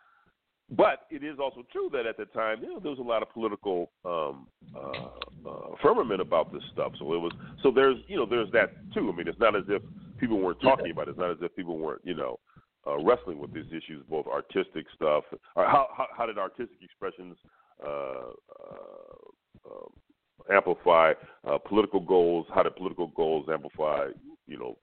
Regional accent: Los Angeles, California, United States; where I grew up in South Central

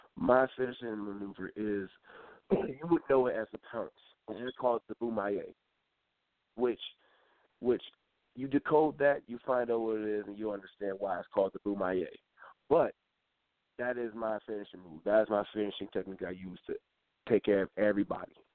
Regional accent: Detroit, Michigan, United States; also born or lived in Elyria, Ohio; moved up to uh, Detroit, Michigan, where I'm home. Well, that's my hometown

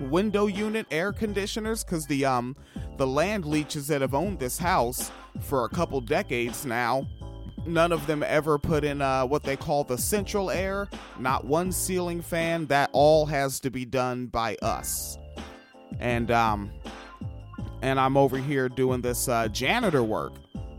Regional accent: Washington, United States; moved away; also born or lived in Midwest; growing up in Washington State.

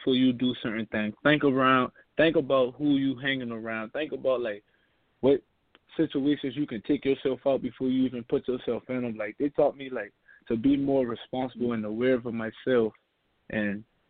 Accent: North Charleston, South Carolina, United States; I grew up playing in Pepper Hill Falcons. That's a rec league down

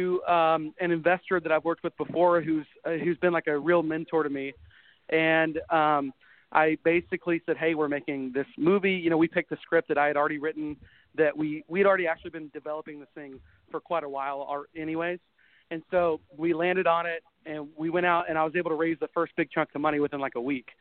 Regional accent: Texas, United States; born or raised there; moved away

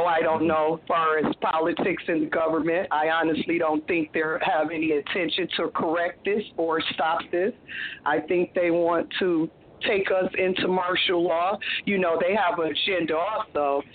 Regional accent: Toledo, Ohio, United States; my hometown, Toledo, Ohio

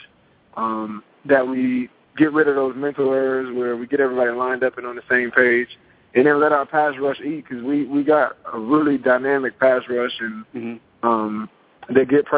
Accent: Piscataway, New Jersey, United States; my hometown of Piscataway

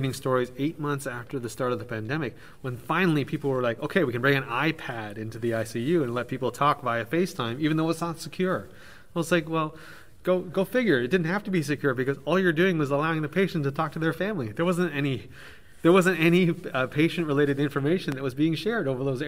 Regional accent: Canada; coming from Canada

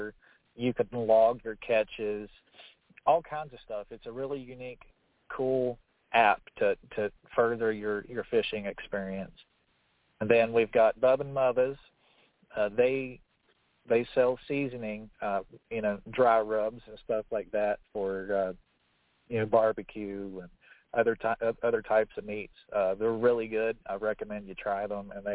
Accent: Charleston, West Virginia, United States; my hometown, I'm from Charleston, West Virginia

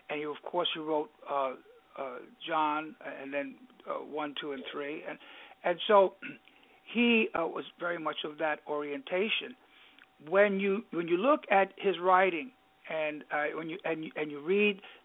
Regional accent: New York, United States; accent: New York; if I were to speak Greek, well, you could hear my New York accent through there

